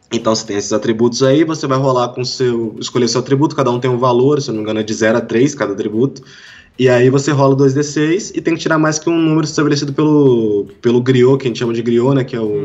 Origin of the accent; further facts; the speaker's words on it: Volta Redonda, Rio de Janeiro, Brazil; Eu sou do, do interior do Rio de Janeiro, cara, Volta Redonda